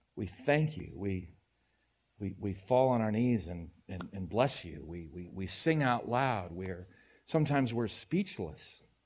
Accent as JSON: {"language": "English", "country": "United States", "said": "I'm an American"}